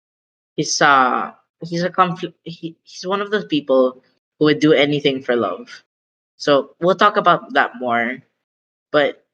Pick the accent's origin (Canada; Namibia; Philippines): Philippines; accent: Filipino; I'm Filipino